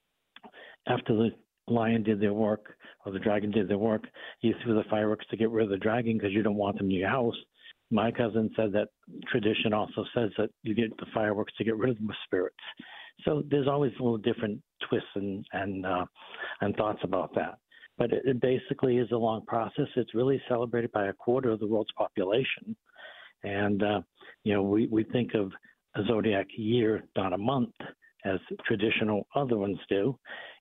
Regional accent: Boston, Massachusetts, United States; accent: Boston; my Boston accent

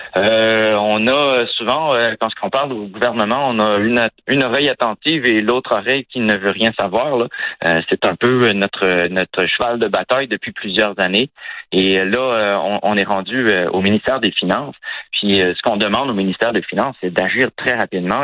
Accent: Quebec, Canada; chez nous, au Québec

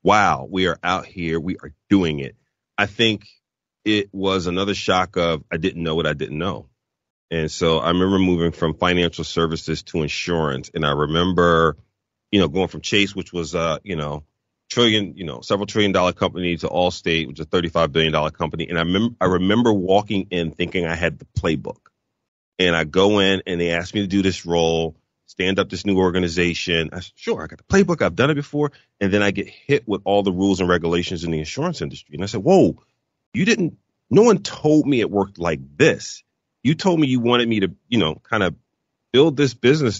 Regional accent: Philadelphia, Pennsylvania, United States; moved away as an adult; also born or lived in Chicago / Dallas / Oklahoma; my wife and I were born and raised in Philadelphia. We had never moved before

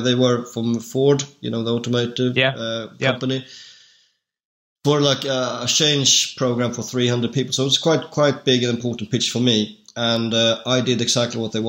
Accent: Sweden; I'm actually from Sweden

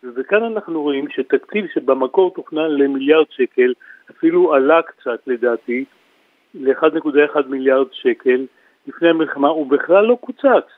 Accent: Kiryat Gat, Southern District, Israel; אני בא מקריית גת

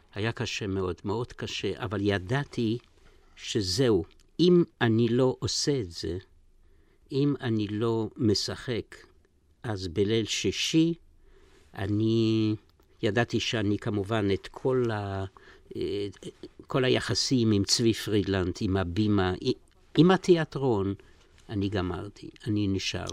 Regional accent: Zolochiv, Lviv Oblast, Ukraine; moved away; אני נולדתי בפולין, בגליציה, בעיר זלוצ'וב

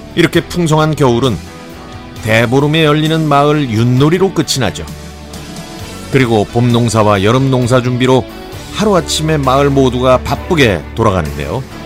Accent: Cheongju, North Chungcheong, South Korea; moved away; also born or lived in Seoul; 이곳은 제가 태어나고 자란 곳 바로 옆이니까 제 고향이나 마찬가지죠

